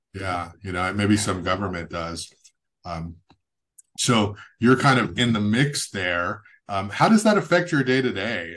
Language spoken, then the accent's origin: English; Goleta, California, United States; also born or lived in San Jose; I grew up in Goleta, Santa Barbara